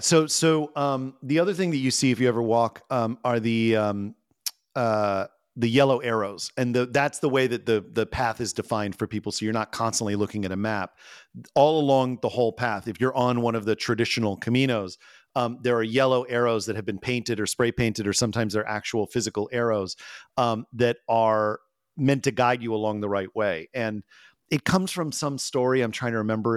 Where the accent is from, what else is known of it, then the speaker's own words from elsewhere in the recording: United States; particularly as an American